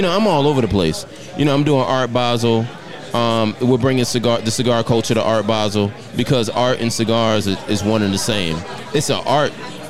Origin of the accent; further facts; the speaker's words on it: Detroit, Michigan, United States; I'm from Detroit, Michigan.